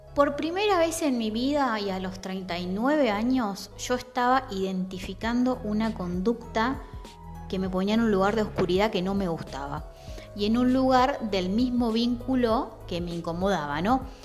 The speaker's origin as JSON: {"language": "Spanish", "region": "Santa Fe", "country": "Argentina", "tie": "born or raised there", "also_born_or_lived": "southern Argentina", "moved": "yes", "said": "mi ciudad natal, estoy en Santa Fe."}